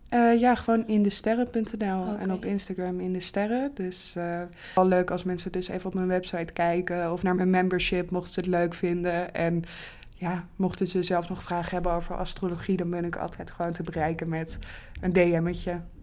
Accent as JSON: {"language": "Dutch", "region": "Bible Belt", "country": "Netherlands", "tie": "born or raised there", "said": "ik ben zelf bijvoorbeeld opgegroeid in de Bijbelbelt, wel als kind van twee atheïsten"}